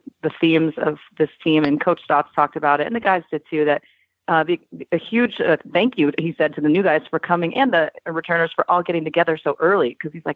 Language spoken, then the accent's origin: English; Spokane, Washington, United States; now in Portland, United States; I'm from Spokane, but I live in Portland now